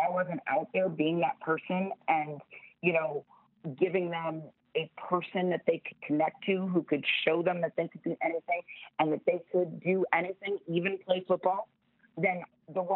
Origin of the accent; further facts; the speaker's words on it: Florida, United States; Florida, my home state of Florida